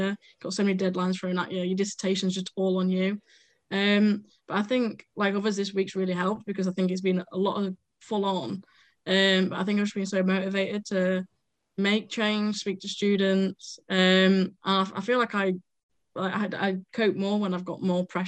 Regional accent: Sheffield, Yorkshire and the Humber, United Kingdom; I'm from Sheffield. I've lived in Sheffield all my life.

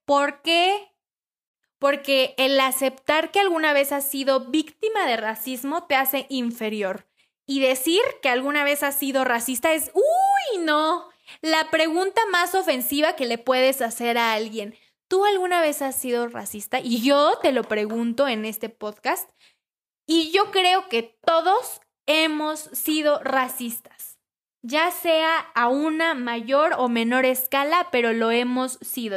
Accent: Mexico; nosotros, como buenos mexicanos que somos

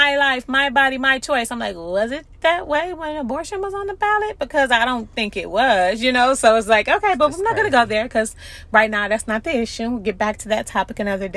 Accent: United States; I'm an American citizen. I was born here

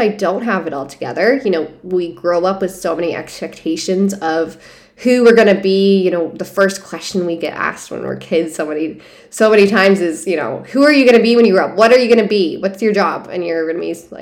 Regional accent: Hudson, Ohio, United States; moved away as an adult; also born or lived in San Diego, California; I'm from Hudson, Ohio. I went to, you know, grade school, went to college there.

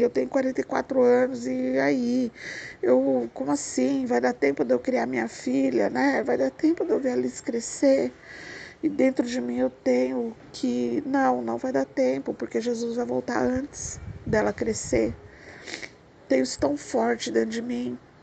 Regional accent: Brazil; eu sou caipira do interior

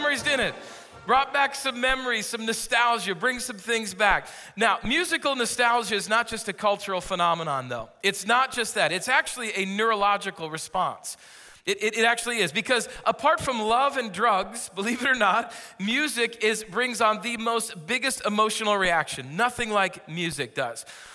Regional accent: California, United States; I am from California. I'm not moving here

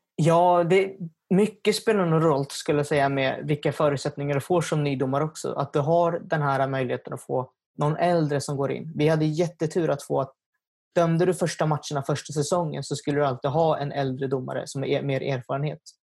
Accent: Nykvarn, Stockholm County, Sweden; first language Swedish; Jag är från Nykvarn, som ligger utanför Södertälje

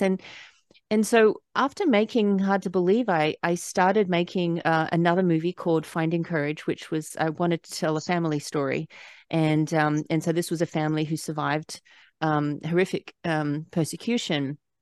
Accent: Australia; moved away as an adult; now in United States; I, I was born and raised in Australia, but I, I lived here for twelve years

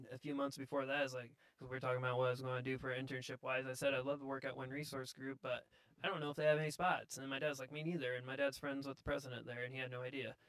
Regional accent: Roanoke, Indiana, United States; I grew up in Roanoke, Indiana my whole life.

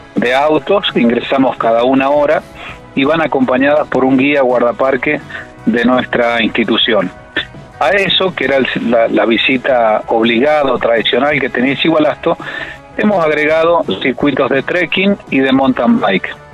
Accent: Valle Fértil, San Juan, Argentina; yo soy de Valle Fértil

